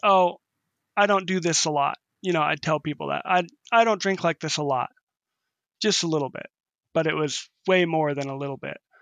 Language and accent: English; North Bend, Washington, United States; now in Waterville, United States; I grew up in North Bend, Washington, which is, which was a small farming town, uh, just outside of Seattle